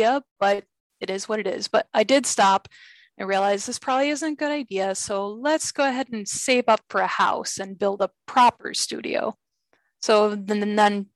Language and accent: English; California, United States; moved away as an adult; now in Rochester, United States; I'm originally from California. I moved here in 2003.